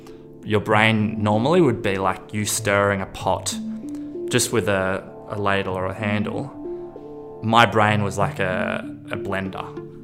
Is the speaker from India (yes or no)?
yes; Kodaikanal, Tamil Nadu, India; now in Australia; I need to get a flight to Delhi from the closest airport. I'm from Kodaikanal.